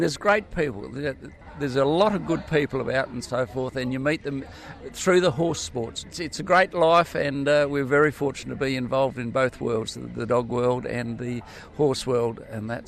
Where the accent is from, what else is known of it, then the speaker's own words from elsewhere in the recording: Avenue Range, South Australia, Australia; we're from a little place in South Australia down the southeast called Avenue Range